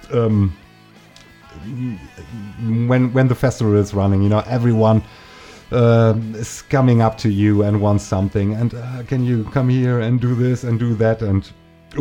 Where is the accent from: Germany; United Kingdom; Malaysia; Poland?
Germany; English is a second language; in my hometown. And the fact that you could get the record here in Germany